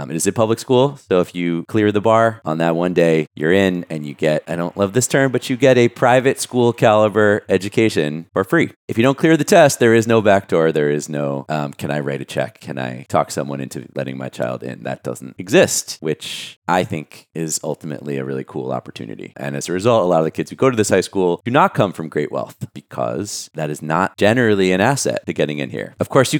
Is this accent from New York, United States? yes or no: yes; New York City, New York, United States; Born and raised in Brooklyn, New York.